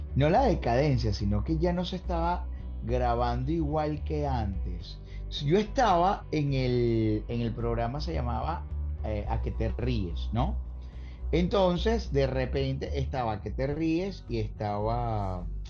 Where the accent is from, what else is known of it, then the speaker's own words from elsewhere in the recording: Caracas, Capital District, Venezuela; moved away as an adult; also born or lived in Carora, Lara; now in Orlando, United States; nací en, una hermosa ciudad llamada Carora, en el estado Lara. Ya mi viejo y mi vieja ya, ya vivían en Caracas